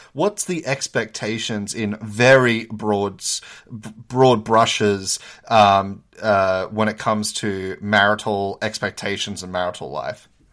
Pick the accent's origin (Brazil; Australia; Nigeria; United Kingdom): Australia; now in United States; as an Australian, I was so used to calling people doctor, um, be, coming from the Commonwealth, but then I moved to America